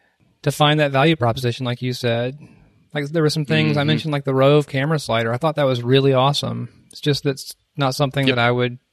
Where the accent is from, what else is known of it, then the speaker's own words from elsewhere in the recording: South Carolina, United States; my home state.